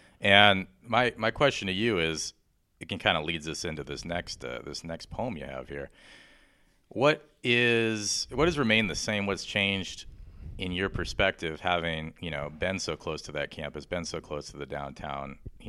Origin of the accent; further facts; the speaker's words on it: San Jose, California, United States; I grew up in San Jose, kind of in the south part, in the Almaden area